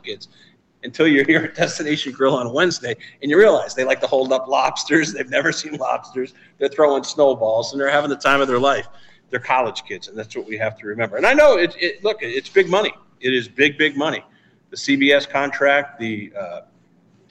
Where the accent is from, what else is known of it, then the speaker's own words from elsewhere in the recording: Western New England, Massachusetts, United States; moved away; back where I grew up in Western New England in a five college area, Mount Holyoke, Smith College